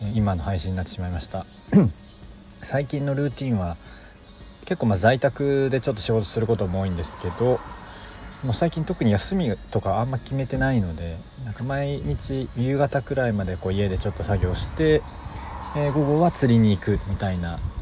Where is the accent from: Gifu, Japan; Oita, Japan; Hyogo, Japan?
Hyogo, Japan; Kobe; 僕も神戸なので